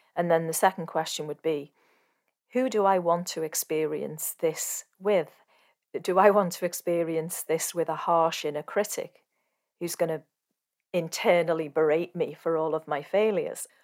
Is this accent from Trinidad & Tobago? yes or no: no; Sri Lanka; from Sri Lanka